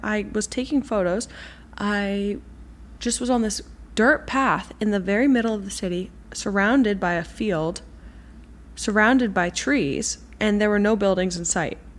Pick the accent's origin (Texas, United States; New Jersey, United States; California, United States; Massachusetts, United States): Massachusetts, United States; Boston; also born or lived in New York City; I'm from Boston and I really want to do one of these walking tours in Boston to learn more about my own city.